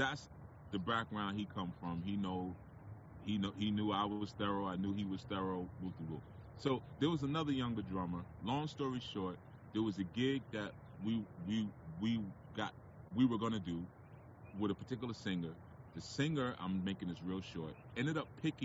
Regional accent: New York City, New York, United States; There's an area near where I live called Edenwall Projects, right? Edenwall Projects is a project in the Bronx.

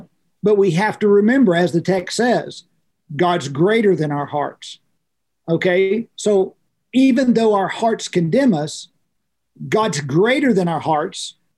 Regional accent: Oklahoma, United States; I grew up in farm and ranch life. That's how I grew up as a kid.

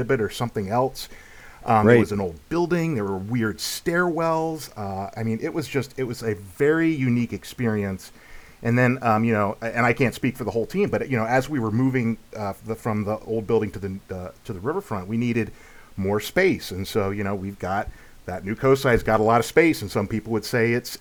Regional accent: Lancaster, Ohio, United States; moved away as an adult; now in Columbus, United States; I grew up, you know, close to Columbus. I'm from Lancaster, Ohio

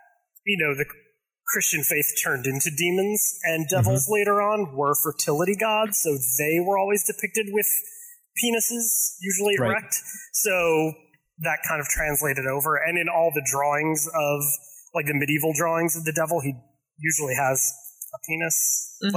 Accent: Philadelphia, Pennsylvania, United States; I'm an illustrator from Philadelphia

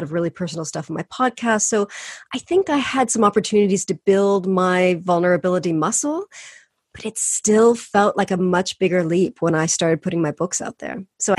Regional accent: California, United States

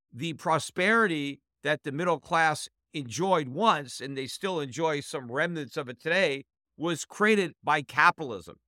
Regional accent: United States; As an American

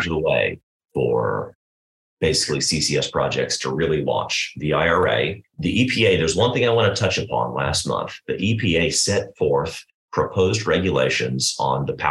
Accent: United States; as an American taxpayer

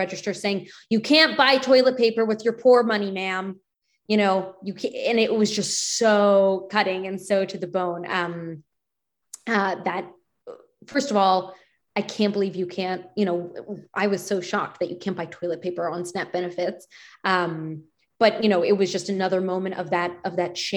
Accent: Penn Valley, Pennsylvania, United States; the synagogue that I grew up going to in Penn Valley.

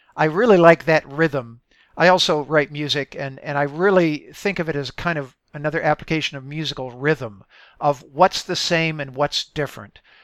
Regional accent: Midwest, United States; I, I grew up in the Midwest

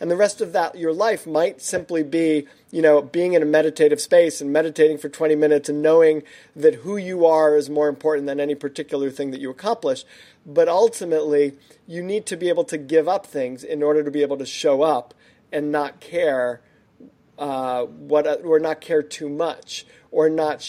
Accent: New York, United States; I'm from New York originally.

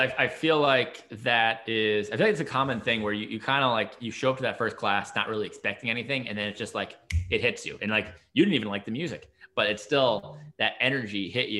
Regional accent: New York, United States; I'm from New York originally, so it's not quite New England, but close enough.

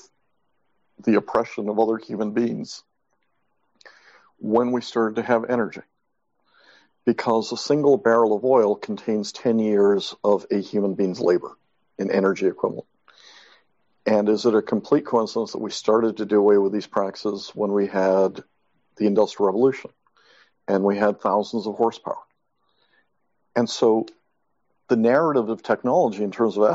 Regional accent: Mexico; moved away; I was brought up in Mexico

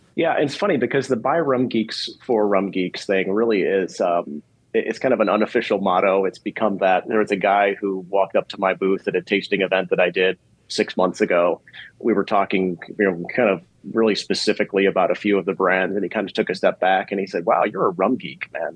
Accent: Chicago, Illinois, United States; I grew up in Chicago, which is one of the best cities in the world.

